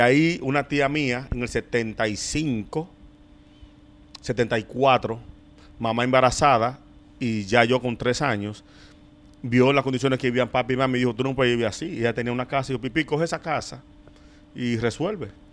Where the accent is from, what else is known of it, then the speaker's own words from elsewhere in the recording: Santo Domingo, Distrito Nacional, Dominican Republic; yo nací, me crié aquí. Yo me mudé de Villas Consuelo en el 2009